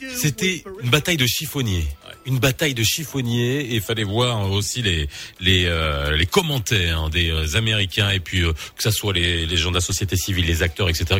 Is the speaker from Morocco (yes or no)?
yes; Morocco; chez nous au Maroc